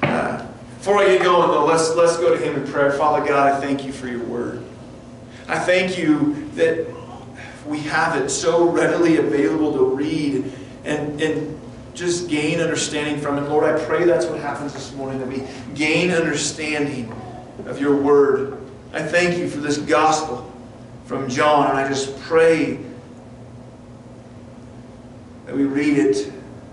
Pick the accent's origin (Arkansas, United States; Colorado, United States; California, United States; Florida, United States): Colorado, United States; Front Range of; I grew up on the Front Range of Colorado